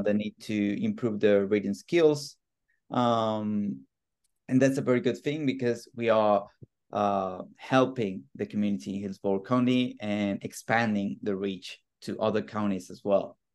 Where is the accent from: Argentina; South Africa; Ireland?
Argentina; moved away; I'm originally from Argentina.